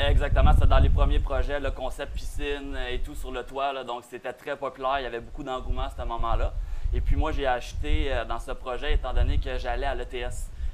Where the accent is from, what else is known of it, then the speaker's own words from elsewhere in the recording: Boisbriand, Quebec, Canada; nous on vient de la Rive-Nord, disons bois briand